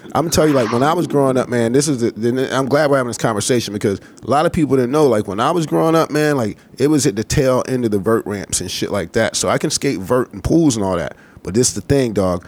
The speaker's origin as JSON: {"language": "English", "region": "the South", "country": "United States", "said": "I'm from the South and it's different down here"}